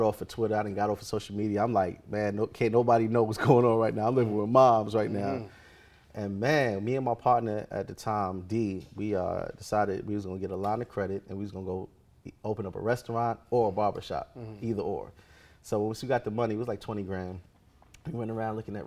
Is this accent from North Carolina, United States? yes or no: no; New York, United States; moved away; I'm from New York.